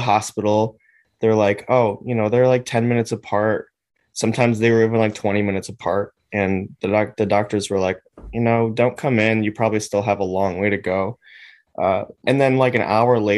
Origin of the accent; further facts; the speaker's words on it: Chicago, Illinois, United States; we grew up in Chicago.